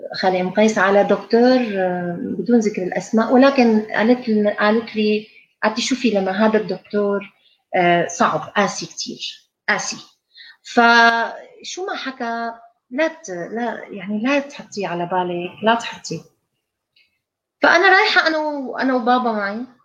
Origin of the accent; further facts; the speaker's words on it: Syria; moved away as an adult; also born or lived in England; كلياتنا طلعنا من من سوريا